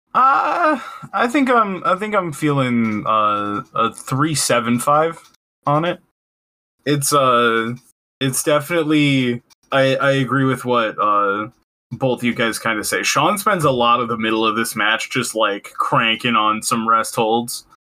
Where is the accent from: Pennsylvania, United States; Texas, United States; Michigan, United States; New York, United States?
Michigan, United States; I'm from Michigan